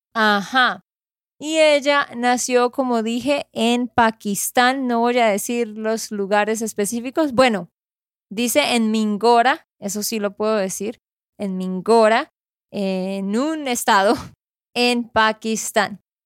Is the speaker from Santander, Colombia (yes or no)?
yes; Santander, Colombia; de Santander, Colombia